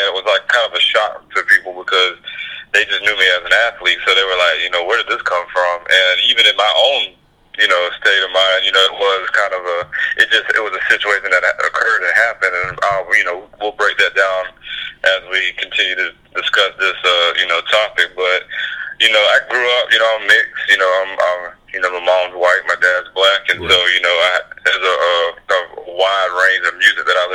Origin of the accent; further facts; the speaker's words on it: Palatka, Florida, United States; moved away as an adult; also born or lived in Jacksonville, Florida; I'm Putnam County, Palatka, Florida. You know, just an hour from there is pretty much, you know, the small town. You know, grew up a little country boy on a dirt road